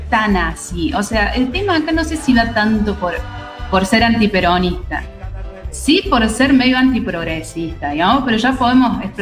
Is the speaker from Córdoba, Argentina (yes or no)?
yes; Córdoba, Argentina; los cordobeses sublimamos con Fernet.